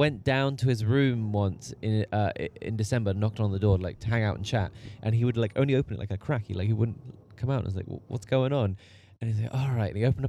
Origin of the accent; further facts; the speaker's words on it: Liverpool, North West England, United Kingdom; Like I'm from Liverpool.